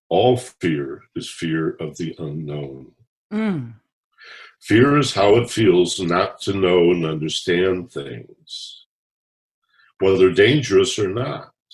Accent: Michigan, United States; I grew up in Michigan

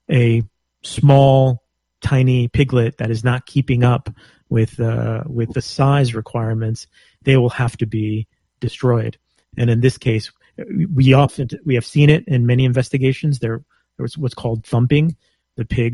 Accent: Texas, United States; I'm from Texas. I was born and raised in Texas

